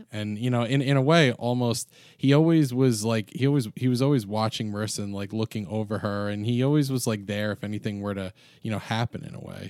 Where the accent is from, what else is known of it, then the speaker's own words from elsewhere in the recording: New York, United States; we're all from New York here